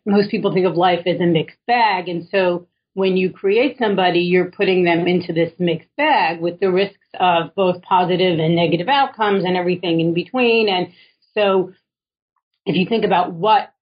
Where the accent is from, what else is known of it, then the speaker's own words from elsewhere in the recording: New York City, New York, United States; I was born in Williamsburg, Brooklyn, well before it was cool.